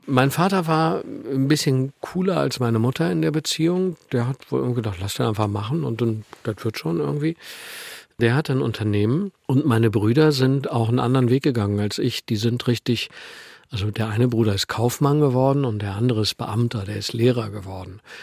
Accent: Meerbusch, North Rhine-Westphalia, Germany; moved away as an adult; also born or lived in Düsseldorf / Bavaria / Italy; Ich bin auf der anderen Rheinseite aufgewachsen in Meerbusch. Das ist ein Vorort von Düsseldorf

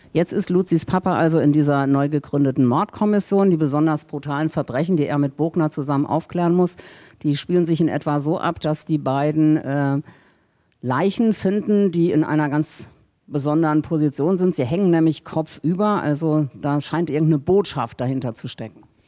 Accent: St. Ingbert, Saarland, Germany; now in Hamburg, Germany; in St. Ingbert, meiner Heimatstadt

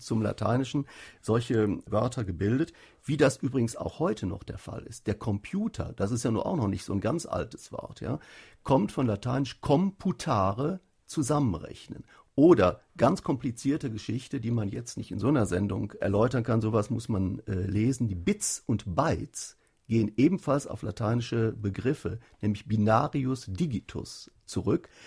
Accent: North Rhine-Westphalia, Germany; in Nordrhein-Westfalen, wo ich herkomme

